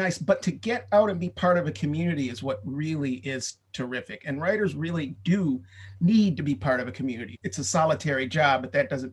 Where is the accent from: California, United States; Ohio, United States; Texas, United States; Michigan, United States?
Michigan, United States; previously in my home state of Michigan